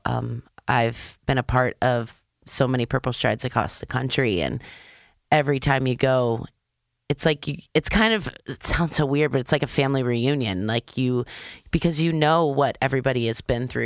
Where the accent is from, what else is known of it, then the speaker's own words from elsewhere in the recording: Maryland, United States; I'm from Maryland